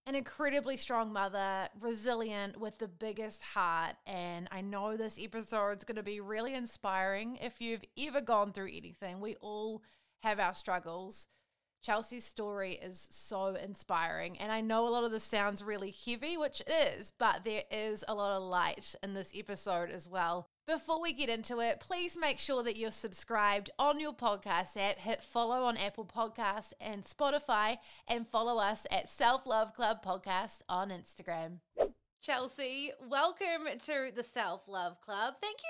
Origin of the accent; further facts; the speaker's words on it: New Zealand; as Kiwis again, you know how you say Americans and people in California love hearing about New Zealand.